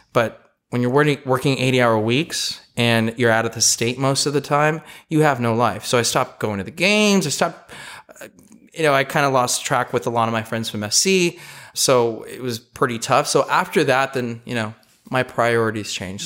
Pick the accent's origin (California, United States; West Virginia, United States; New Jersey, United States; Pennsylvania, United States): California, United States; Los Angeles; I grew up in Eagle Rock, which is in the Pasadena area, for those of you that don't know, the big Los Angeles basin